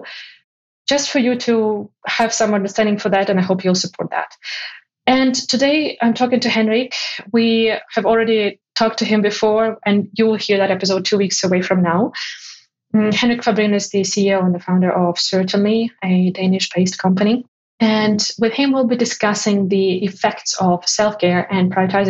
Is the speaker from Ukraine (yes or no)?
yes; Ukraine; moved away; my home country.